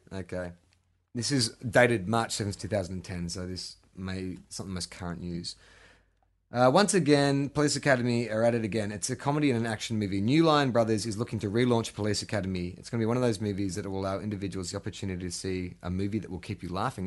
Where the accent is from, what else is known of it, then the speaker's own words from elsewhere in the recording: Melbourne, Victoria, Australia; moved away; growing up in Melbourne, you know, you got Saint Kilda Beach